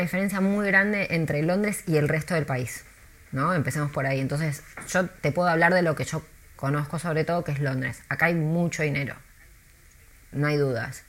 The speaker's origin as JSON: {"language": "Spanish", "region": "Buenos Aires", "country": "Argentina", "also_born_or_lived": "New York, United States / Mexico City, Mexico", "moved": "as an adult", "lives_now": "London, United Kingdom", "said": "yo soy de Buenos Aires"}